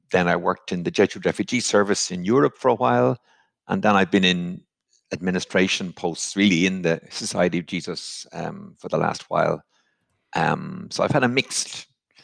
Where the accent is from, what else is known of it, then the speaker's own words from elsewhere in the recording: Dublin, Leinster, Ireland; accent: Irish; moved away as an adult; also born or lived in Toronto, Canada / Syracuse, New York; now in Rome, Italy; my Irish accent shows through, does it? Yes, I was born in Dublin, Ireland